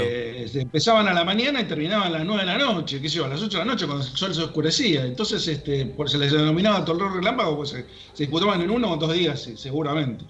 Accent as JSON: {"language": "Spanish", "country": "Argentina", "said": "somos los, los argentinos"}